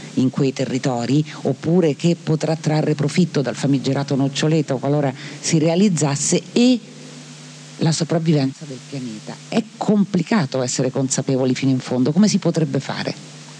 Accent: Marche, Italy; mia terra, alle Marche

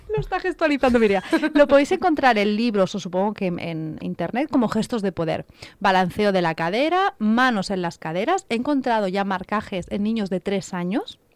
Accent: Catalonia, Spain; Yo soy catalana, pero no soy catalano parlante

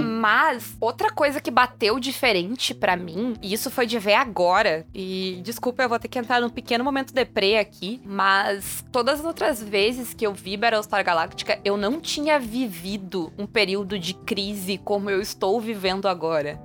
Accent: Brazil

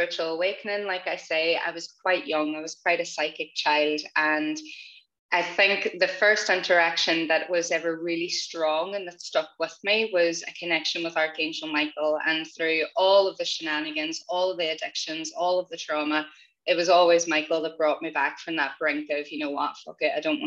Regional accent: Northern Ireland, United Kingdom; growing up in Northern Ireland, being raised predominantly Catholic in Catholic schools.

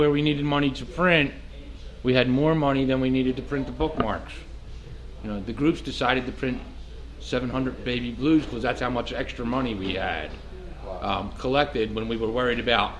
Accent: Philadelphia, Pennsylvania, United States; I'm from Philadelphia.

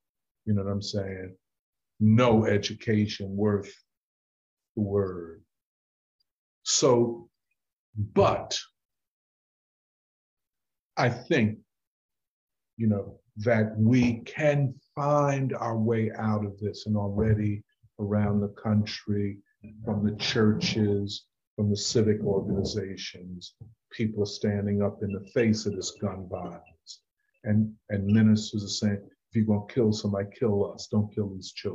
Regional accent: Philadelphia, Pennsylvania, United States; I'm from North Philly

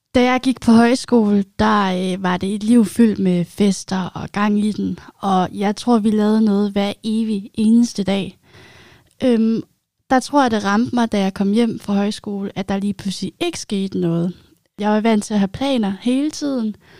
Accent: Zealand, Denmark; moved away as an adult; now in Odense, Denmark; Jeg kommer oprindeligt fra Sjælland

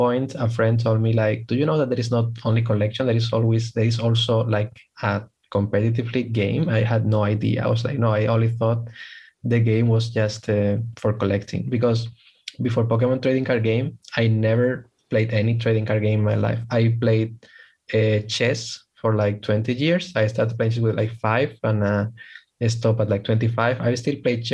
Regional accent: Spain; from Spain

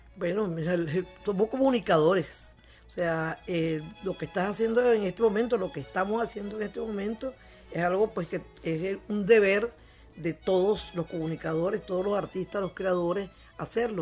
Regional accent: Venezuela; como venezolanos que somos

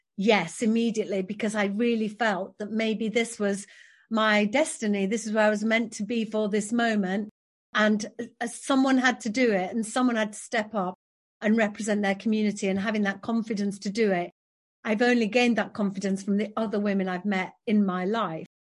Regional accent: Yorkshire and the Humber, United Kingdom; I'm from West Yorkshire, born and raised here, I'm, I'm a proud Yorkshire woman

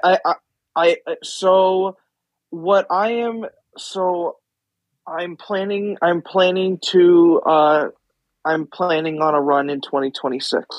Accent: Iowa, United States; I'm from Iowa

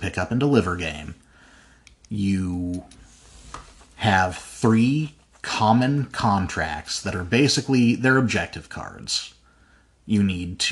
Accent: Utah, United States; I was raised in Utah

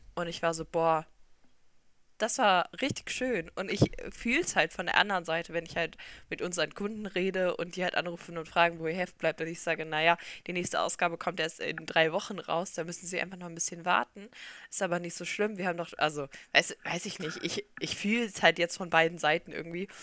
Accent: Solingen, North Rhine-Westphalia, Germany; Wir kommen beide aus Solingen

